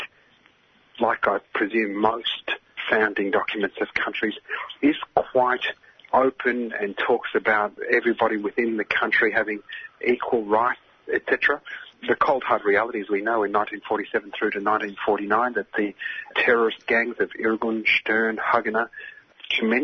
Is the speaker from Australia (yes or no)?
yes; Australia; as an Australian of Palestinian ancestry, diaspora, refugee Palestinian